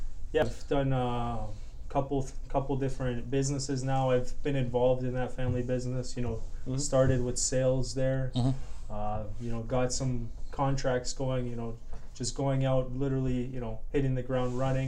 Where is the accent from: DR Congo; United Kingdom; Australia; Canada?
Canada; also born or lived in Poland; I was born in Canada. My parents, they're Polish. My background's Polish, and yeah, I was born here actually.